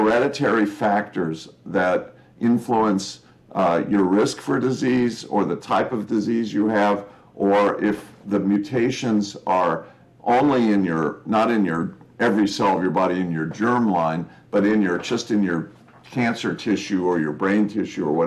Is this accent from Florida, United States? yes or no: no; California, United States; I'm a Californian, first generation American